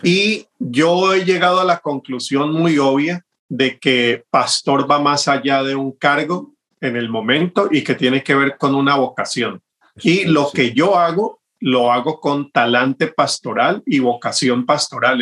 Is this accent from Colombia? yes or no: yes; Cali, Valle del Cauca, Colombia; como caleño tengo ya un, gusto de toda mi vida por esa música